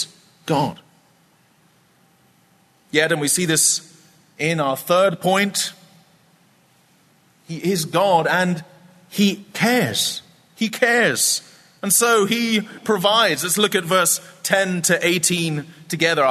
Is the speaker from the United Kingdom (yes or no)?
yes; Scotland, United Kingdom; I grew up in a famously wet place. I'm from Scotland